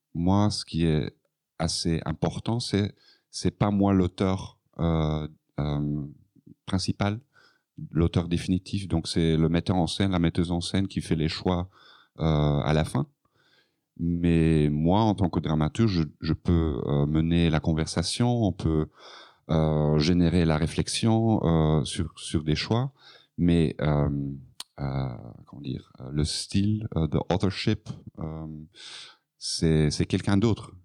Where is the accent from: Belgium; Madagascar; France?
Belgium; Flanders; French is a second language; Donc, je suis flamand, donc mon français n'est pas parfait